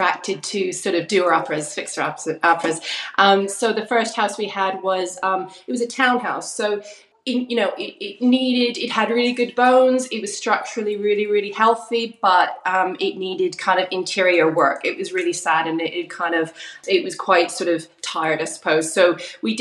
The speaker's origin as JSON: {"language": "English", "area": "Vancouver Island", "region": "British Columbia", "country": "Canada", "tie": "born or raised there", "also_born_or_lived": "London, United Kingdom", "moved": "as an adult", "lives_now": "Rye, United Kingdom", "said": "I'm originally from Canada, from Vancouver Island, and I was born and raised there."}